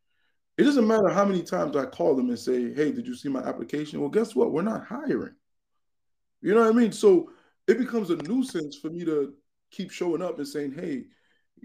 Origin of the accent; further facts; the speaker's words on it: United States; we're Americans, we're American citizens